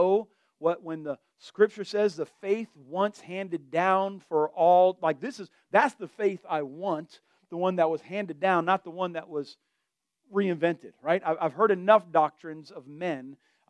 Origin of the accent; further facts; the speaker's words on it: Delray Beach, Florida, United States; I'm from Florida.